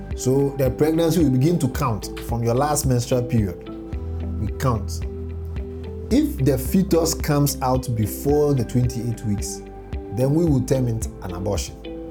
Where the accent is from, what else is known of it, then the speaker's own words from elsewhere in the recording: Boso, Eastern Region, Ghana; my hometown, Boso.